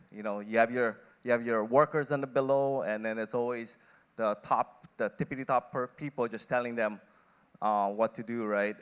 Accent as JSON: {"language": "English", "area": "Kauai", "region": "Hawaii", "country": "United States", "tie": "born or raised there", "also_born_or_lived": "Philippines / Oregon", "moved": "as an adult", "said": "lived on Kauai, had a relatively decent childhood"}